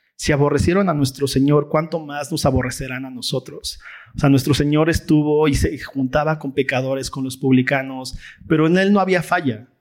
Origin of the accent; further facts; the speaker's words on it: Mexico; nuestra cultura folclórica mexa